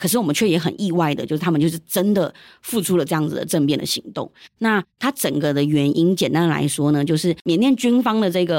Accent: Taiwan; first language Yunnanese; 我们来到台湾之后，我们在台湾长大。然后我觉得对于我来说，我也是一部分，我也是台湾人。就是我的人生大概三分之二都在台湾了。

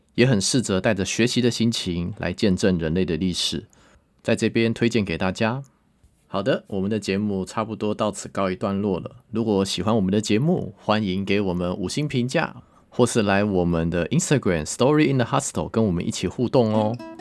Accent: Taiwan; 我们台湾人

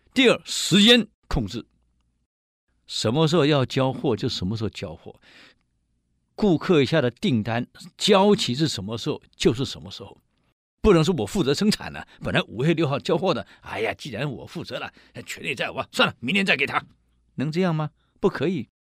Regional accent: Taiwan; 我们台湾人有一句俗语

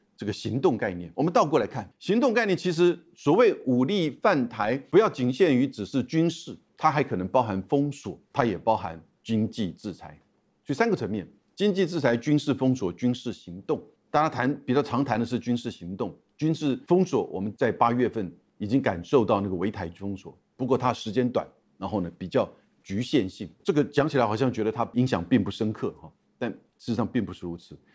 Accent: Taiwan; 我们台湾人

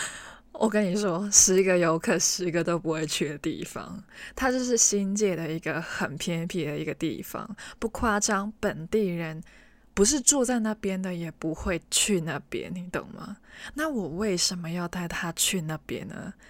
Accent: Hong Kong; first language Cantonese; Chinese is a second language; 我是纯正的香港人，我的母语是广东话

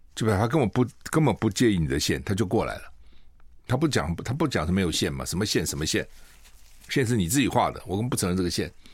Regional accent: Taiwan; 我们台湾人

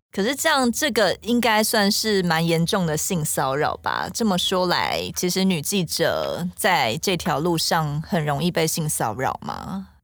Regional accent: Hualien, Hualien County, Taiwan; moved away; 我也是花莲人啦

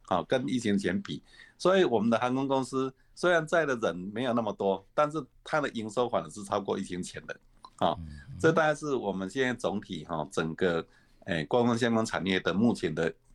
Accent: Taiwan; 我们台湾人

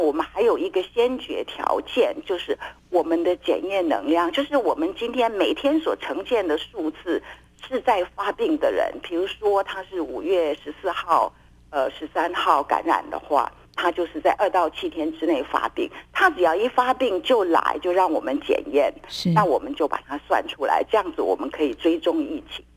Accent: Taiwan; 我们台湾人

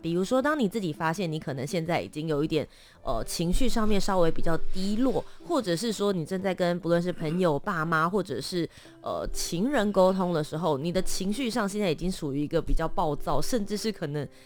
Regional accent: Taipei, Taiwan; also born or lived in Kaohsiung; 我虽然是台北长大的，但我在，我其实是高雄人这样子对，也是嗯。都市长大嘛

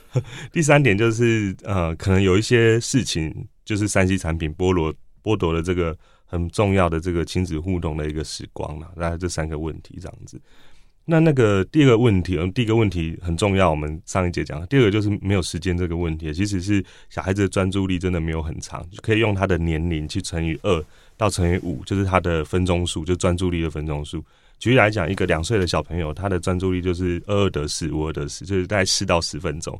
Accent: Tianwei, Changhua County, Taiwan; moved away as an adult; also born or lived in Taipei; 我家乡是在彰化田尾，那个地方是，呃，呃，乡村的地方，所以我，呃，之后就来台北念书嘛

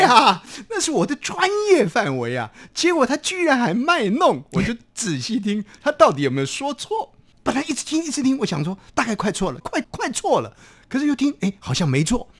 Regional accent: Taiwan; accent: Taiwanese Hokkien; 用我们的家乡话讲就是哇，就听众朋友都听不懂哇他库西啊，日本话就是我，嗯，哇就是台语我

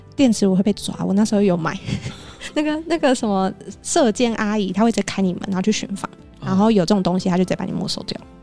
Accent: Taiwan; 我台湾的

